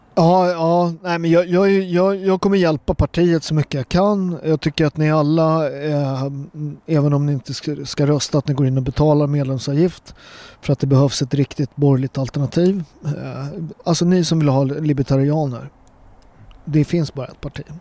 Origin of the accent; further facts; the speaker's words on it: Sweden; Jag är född här och präglad och jag är en fjärdedel svensk